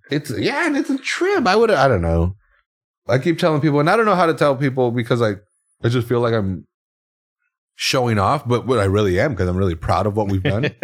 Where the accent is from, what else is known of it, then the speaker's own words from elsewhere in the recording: Salinas, California, United States; we were the young kids that were excluded from shit in, growing up in Salinas